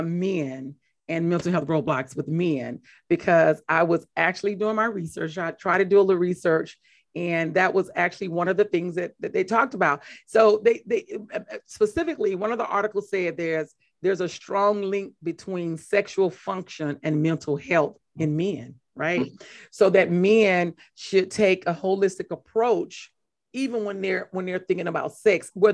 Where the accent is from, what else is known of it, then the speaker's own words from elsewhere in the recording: Mississippi, United States; I'm from Mississippi